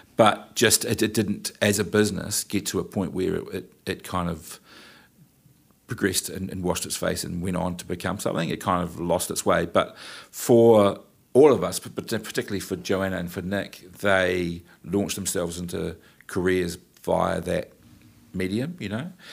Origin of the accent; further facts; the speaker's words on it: New Plymouth, Taranaki, New Zealand; I'm from New Plymouth